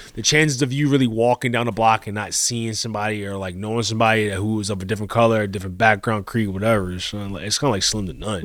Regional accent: Colombia; moved away; I grew up in Colombia

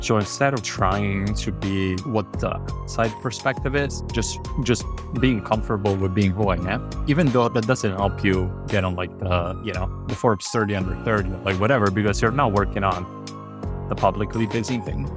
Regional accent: Rome, Lazio, Italy; moved away; I grew up in Roman, kind of like a lower class family

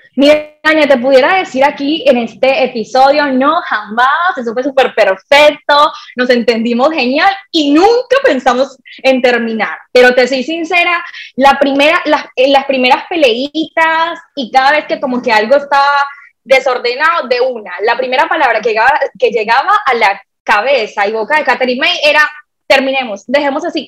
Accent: Colombia; also born or lived in Barranquilla; yo nací en una isla de Colombia, ambos, somos colombianos

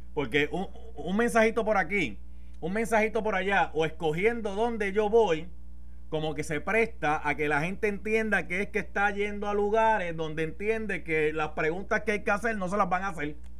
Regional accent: Carolina, Puerto Rico; yo soy de Carolina, tierra de gigantes

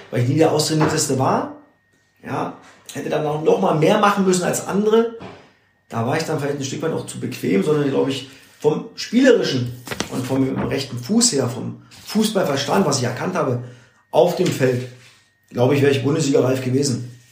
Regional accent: Saxony, Germany; Oder in Sachsen auch, wo ich groß geworden bin, zwischen den Wäschestangen.

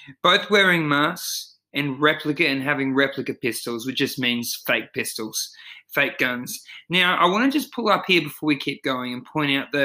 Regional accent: Australia; my home country, Australia.

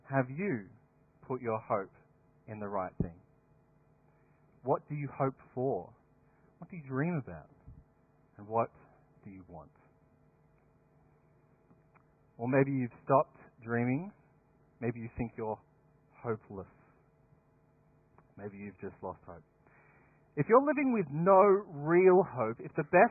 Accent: Dapto, New South Wales, Australia; Back in my hometown, there are two very different schools. There's Dapto, sunny Dapto High

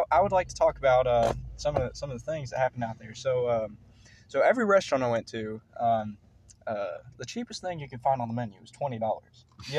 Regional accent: Alabama, United States; I would say I'm from Alabama

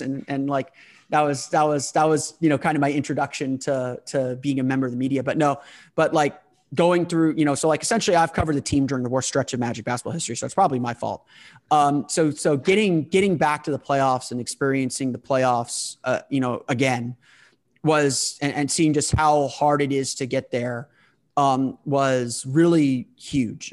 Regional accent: United States; being an American

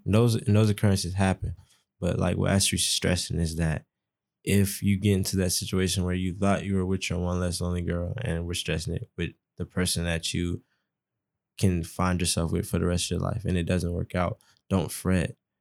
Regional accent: Atlanta, Georgia, United States; I kinda use a lot of Atlanta terms 'cause I'm from Atlanta.

